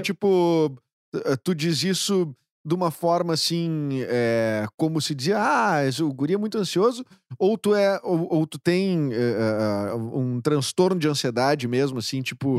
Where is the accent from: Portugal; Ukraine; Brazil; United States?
Brazil; Porto Alegre, Rio Grande do Sul; a gente aqui de Porto Alegre, que fala esse, esse o porto Alegrez, né?